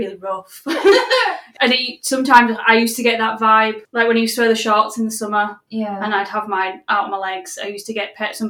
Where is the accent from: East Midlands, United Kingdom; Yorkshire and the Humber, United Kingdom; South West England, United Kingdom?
Yorkshire and the Humber, United Kingdom; accent: Yorkshire